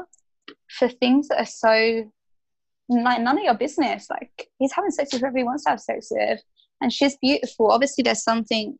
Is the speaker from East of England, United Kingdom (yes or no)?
yes; Essex, East of England, United Kingdom; I grew up just outside of London as well in a place called Essex